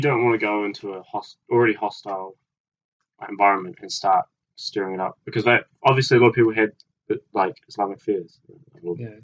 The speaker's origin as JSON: {"language": "English", "country": "New Zealand", "said": "as a New Zealander"}